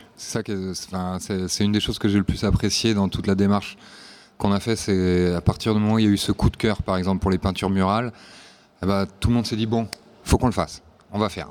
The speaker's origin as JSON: {"language": "French", "town": "Nantes", "region": "Pays de la Loire", "country": "France", "moved": "as an adult", "lives_now": "Warsaw, Poland", "said": "moi je suis originaire de Nantes, mais ça fait 8 ans maintenant que j'habite à Varsovie."}